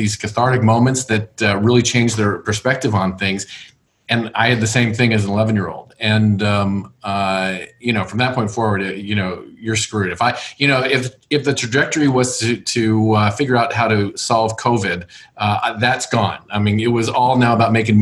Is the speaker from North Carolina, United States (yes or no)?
no; Los Angeles, California, United States; I was born and raised in Los Angeles